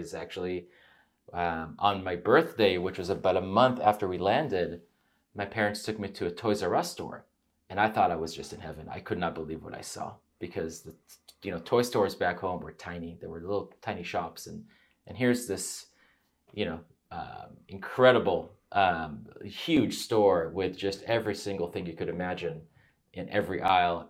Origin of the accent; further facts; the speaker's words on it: United States; also born or lived in Israel; I grew up there until the age of nine